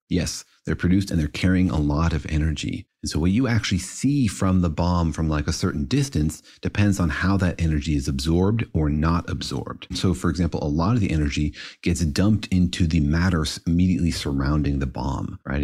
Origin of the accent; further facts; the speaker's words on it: Los Alamos, New Mexico, United States; I grew up in Los Alamos, which was certainly a nerve center for this kind of stuff